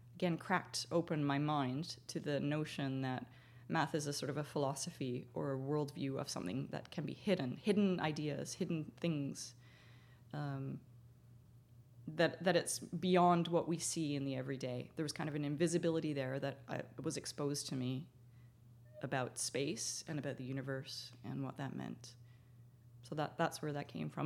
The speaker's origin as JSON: {"language": "English", "country": "Canada", "said": "being Canadian"}